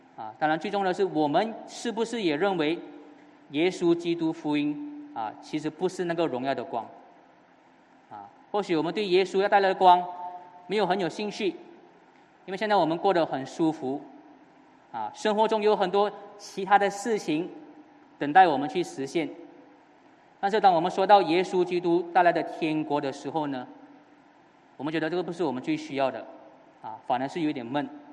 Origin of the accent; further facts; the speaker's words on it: Johor, Malaysia; moved away; 回到了我的家乡 Johor